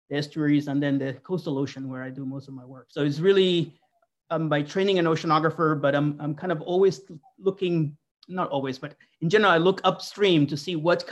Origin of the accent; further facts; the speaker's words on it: Pamplona, Navarre, Spain; now in Corvallis, United States; I grew up in Northern Spain. In a town that's kind of like Corvallis. It's a little bigger, Pamplona